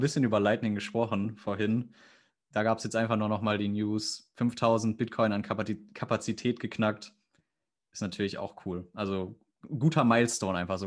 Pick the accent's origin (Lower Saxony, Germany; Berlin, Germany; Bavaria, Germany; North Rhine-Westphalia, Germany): North Rhine-Westphalia, Germany; near the Sauerland; Dabei komme ich sogar da aus der Nähe fast schon